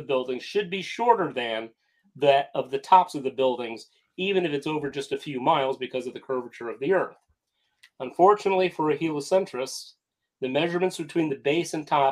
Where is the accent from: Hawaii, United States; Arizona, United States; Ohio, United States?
Ohio, United States; Cleveland; I'm from Cleveland, Ohio